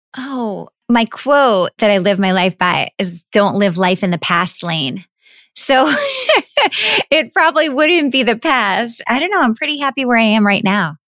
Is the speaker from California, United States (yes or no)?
no; New York City, New York, United States; I grew up in New York City, right in the heart of Manhattan on the twenty-sixth floor of an apartment building.